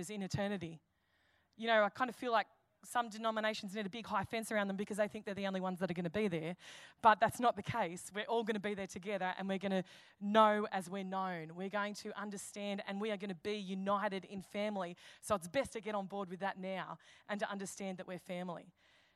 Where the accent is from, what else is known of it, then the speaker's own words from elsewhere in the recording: Campbelltown, New South Wales, Australia; I'm an Aussie. I'm a fair dinkum, true blue, 2560 Aussie, Campbelltown.